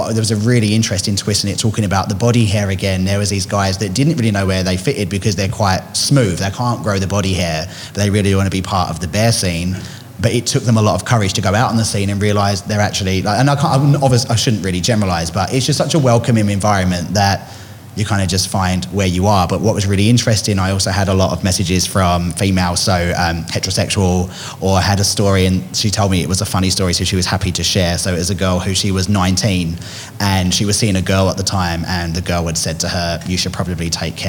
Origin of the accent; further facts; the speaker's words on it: England, United Kingdom; growing up in England might be different